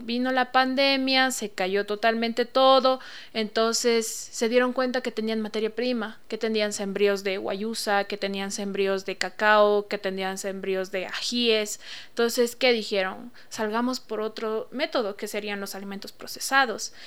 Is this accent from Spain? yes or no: no; Ecuador; soy una indígena Shuar y vengo como representante vocera de mi comunidad milenial Shuar